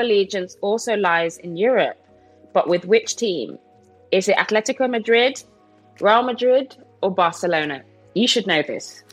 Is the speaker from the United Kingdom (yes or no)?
yes; Birmingham, West Midlands, United Kingdom; I'm from Birmingham